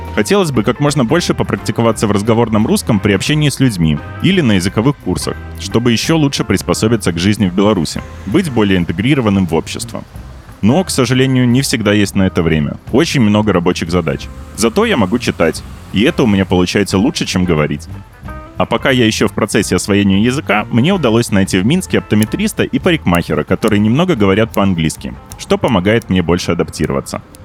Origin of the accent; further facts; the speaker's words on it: United States; moved away as an adult; now in Minsk, Belarus; я американец